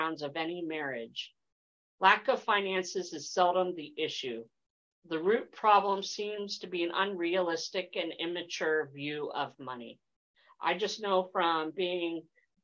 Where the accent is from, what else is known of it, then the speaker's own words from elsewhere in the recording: East Coast, United States; moved away; I'm originally from the East Coast